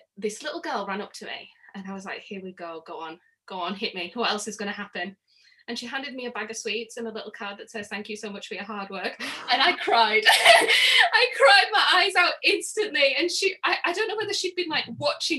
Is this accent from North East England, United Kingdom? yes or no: yes; Middlesbrough, North East England, United Kingdom; accent: northern; Middlesbrough, which is where I'm from